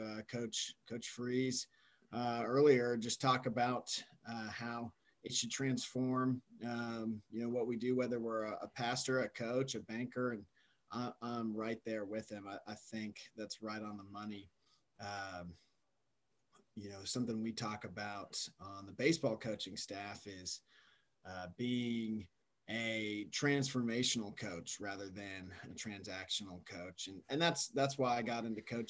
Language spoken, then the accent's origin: English; Austin, Texas, United States; moved away as an adult; also born or lived in Alaska / Germany / Singapore; I was born and raised in Austin, Texas.